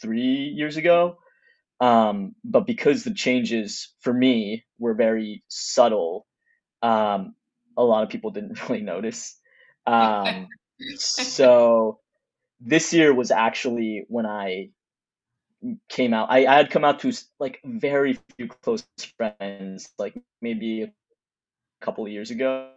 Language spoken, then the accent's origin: English; Texas, United States; moved away as an adult; also born or lived in California; I'm originally from Texas and I went to college in California.